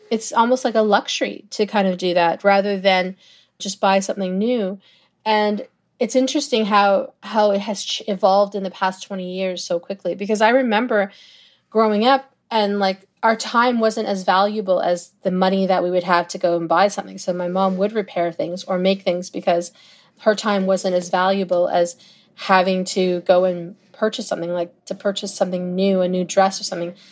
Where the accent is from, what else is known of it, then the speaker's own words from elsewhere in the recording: Toronto, Ontario, Canada; it's always gonna be my hometown